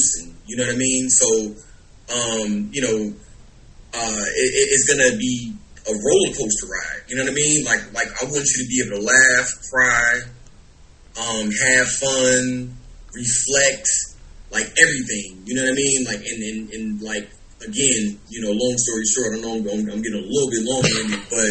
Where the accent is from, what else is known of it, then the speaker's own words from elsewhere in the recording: Chicago, Illinois, United States; now in Los Angeles, United States; born and raised in Chicago, as you know, been doing this rap thing since I can remember